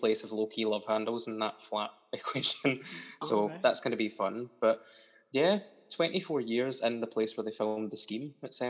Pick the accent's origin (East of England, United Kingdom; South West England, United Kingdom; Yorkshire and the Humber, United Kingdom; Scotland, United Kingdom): Scotland, United Kingdom; Kilmarnock; So I am a Kilmarnock boy, born and bred. I have been for all my life.